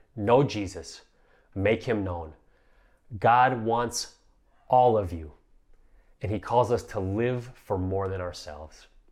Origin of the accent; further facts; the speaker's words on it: Midwest, United States; moved away as an adult; also born or lived in Boston area; I'm a child of the Midwest